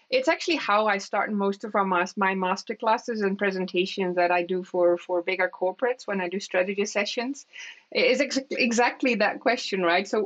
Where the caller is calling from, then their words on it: Aalsmeer, North Holland, Netherlands; English is a second language; I'm based in in Aalsmeer. I'm joining you from Aalsmeer, which is my which is where my home is at.